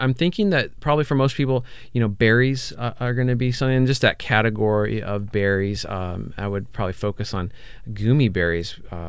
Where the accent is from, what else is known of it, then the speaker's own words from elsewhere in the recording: St. Louis, Missouri, United States; also born or lived in Hawaii; now in Portland, United States; and I grew up on a farm, so as a child I had a lot of experience in the Midwest. I'm from St. Louis